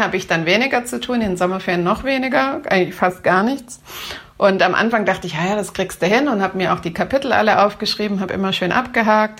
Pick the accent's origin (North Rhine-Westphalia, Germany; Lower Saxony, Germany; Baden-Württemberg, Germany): Baden-Württemberg, Germany; bei uns in Baden-Württemberg